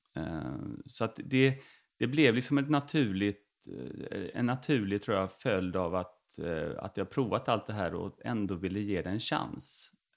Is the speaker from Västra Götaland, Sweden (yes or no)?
no; Veberöd, Skåne, Sweden; also born or lived in Uppsala; utanför, på Romelåsen heter det, utanför mm. Vebröd